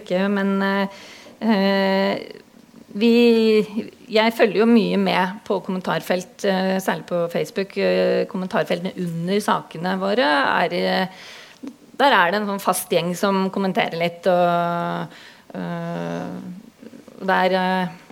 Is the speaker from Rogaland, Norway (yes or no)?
no; Hurdal, Akershus, Norway; also born or lived in Oslo; now in Drammen, Norway; opprinnelig så kommer jeg fra Hurdal i Akershus. Det er en liten bygd på størrelse med Sigdal. 2500 innbyggere, så jeg veit hvordan det er å vokse opp midt i skauen.